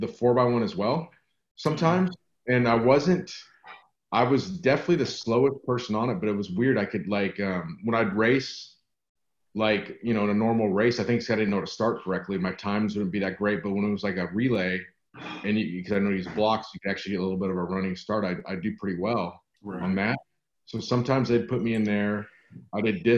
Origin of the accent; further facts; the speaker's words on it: Santa Barbara, California, United States; now in Texas, United States; I live in Texas now, but I grew up in Santa Barbara, California